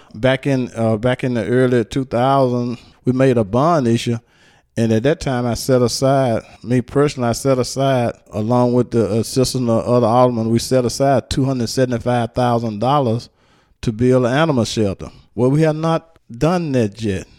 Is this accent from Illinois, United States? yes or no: no; Hernando, Mississippi, United States; also born or lived in Memphis, Tennessee; I was actually born in Memphis, but I raised, I was raised and lived here in Hernando all my life.